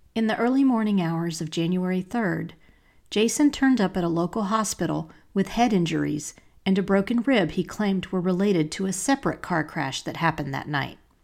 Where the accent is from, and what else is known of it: Asheville, North Carolina, United States; born or raised there; moved away as an adult; also born or lived in Charlotte, North Carolina